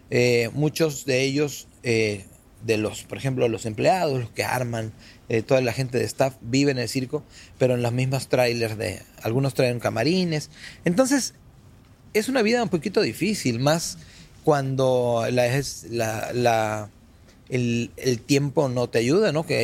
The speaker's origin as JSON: {"language": "Spanish", "country": "Argentina", "moved": "yes", "lives_now": "Mexico", "said": "me siento más que argentino, mexicano, porque ya tengo en México desde el año 87 que salí de Argentina."}